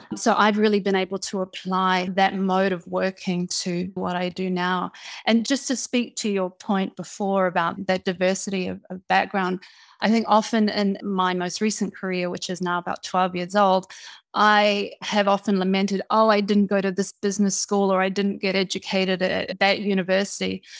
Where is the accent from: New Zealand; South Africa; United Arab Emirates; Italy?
New Zealand; moved away; also born or lived in United Kingdom; I was born in New Zealand to a father from New Zealand and a mother from Fiji. I grew up in New Zealand.